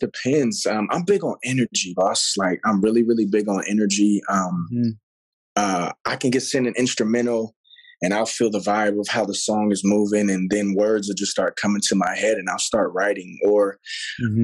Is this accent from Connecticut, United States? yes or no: no; Pasadena, California, United States; also born or lived in Los Angeles / Puerto Rico; came back out here to LA. Actually, out of this, out of a city named Pasadena. Went to mm-hmm. school there, graduated from um, Blair High Schoo